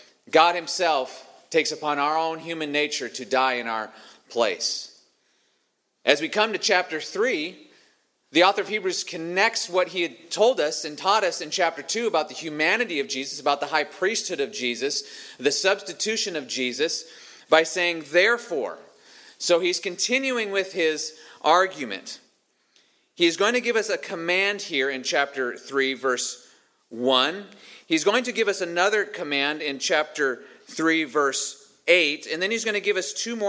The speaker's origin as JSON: {"language": "English", "region": "Montana", "country": "United States", "tie": "born or raised there", "said": "where I grew up in Montana"}